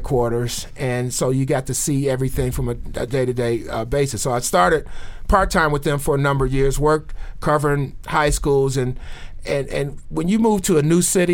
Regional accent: Detroit, Michigan, United States; I grew up in Detroit

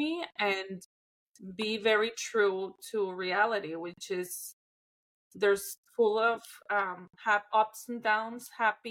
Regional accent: Mexico; my hometown, in my country

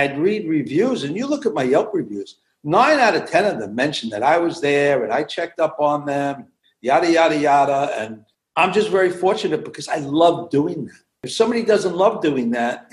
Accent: New York City, New York, United States; moved away as an adult; also born or lived in central New Jersey; we grew up in Brooklyn. We wanted to have a little more elbow room. We moved out in 1983 to central New Jersey

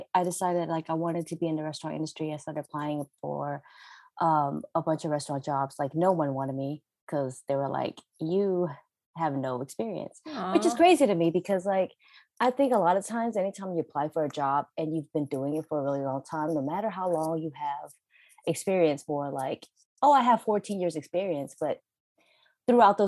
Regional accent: Virginia, United States; moved away as an adult; now in California, United States; I'm originally from Virginia

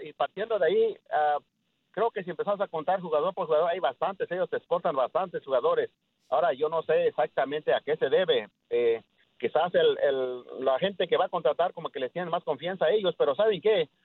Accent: Mexico; now in Dallas, United States; soy mexicano

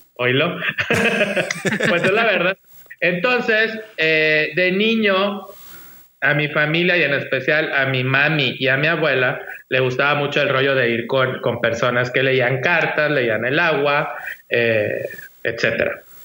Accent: Monterrey, Nuevo León, Mexico; yo soy de acá de Monterrey, Nuevo León, México

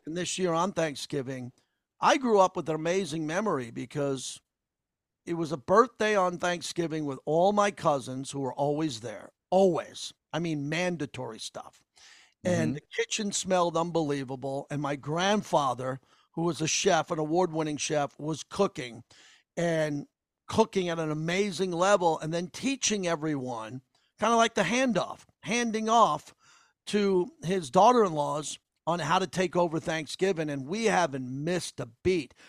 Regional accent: East Coast, New York, United States; now in US West; I grew up on the East Coast

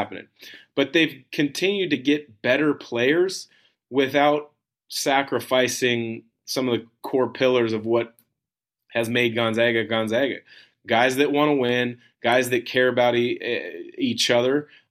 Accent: Portland, Oregon, United States; I grew up in the Portland area

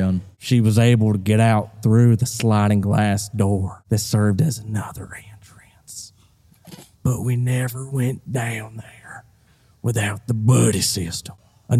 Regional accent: Tennessee, United States; born there; Well, I was born in Tennessee.

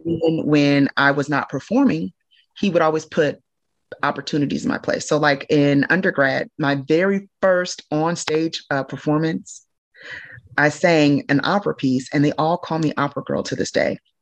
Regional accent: Normal, Illinois, United States; also born or lived in Chicago, Illinois; I spent a good amount of time in Normal. That's where I graduated high school.

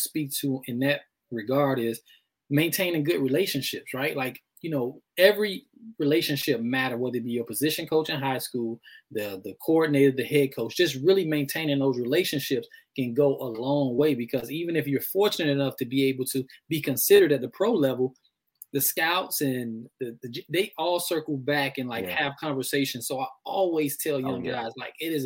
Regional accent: Miami, Florida, United States; my high school, which is a prominent sports high school down in Miami, I'm originally from Miami

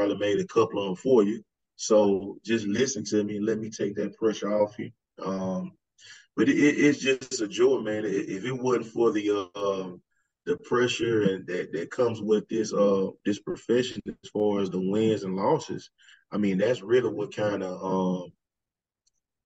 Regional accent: Alabama, United States; moved away; also born or lived in Georgia; I'm from Alabama

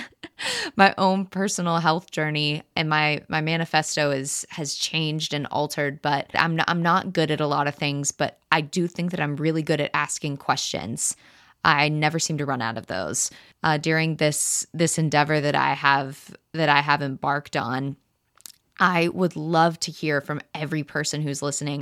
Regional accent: Texas, United States; I was born in Texas to two wonderful parents

